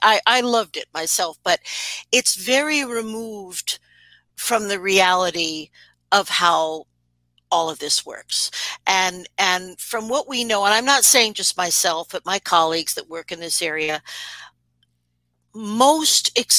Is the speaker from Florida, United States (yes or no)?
no; New York, United States; accent: New York; I am originally from New York, and I used to have a horrendous, you know, accent, which I will not duplicate.